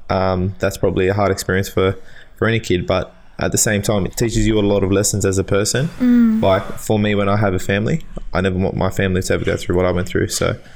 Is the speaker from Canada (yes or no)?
no; Marylands, New South Wales, Australia; I was born in Westmead Hospital, and I grew up out around Marylands area for a few years.